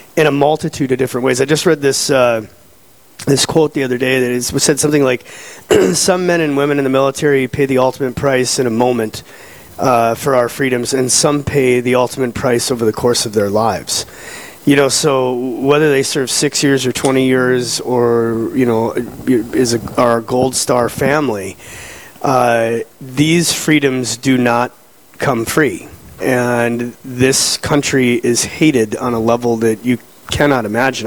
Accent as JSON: {"language": "English", "town": "Fargo", "region": "North Dakota", "country": "United States", "moved": "yes", "said": "I'm from Fargo. My brother and I are from there, and so all of my remaining family is out there"}